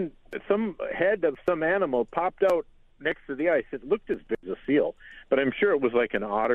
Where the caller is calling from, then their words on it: Bayfield, Wisconsin, United States; I'm actually reporting from Bayfield, Wisconsin.